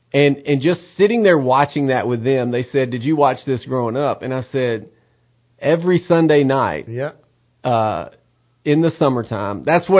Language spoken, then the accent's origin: English; Middle Tennessee, United States; moved away as an adult; also born or lived in Cornersville, Tennessee; now in East Tennessee, United States; I grew up in Middle Tennessee.